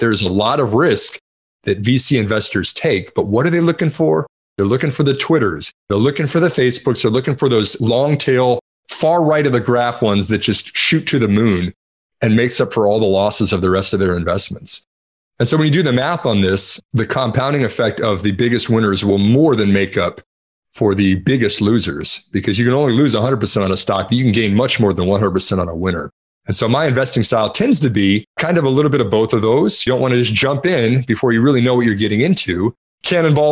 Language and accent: English; Texas, United States; I'm from Texas